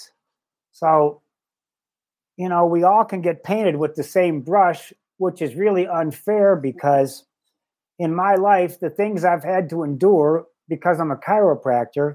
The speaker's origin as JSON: {"language": "English", "town": "Livonia", "region": "Michigan", "country": "United States", "tie": "born or raised there", "said": "growing up in Livonia, Michigan"}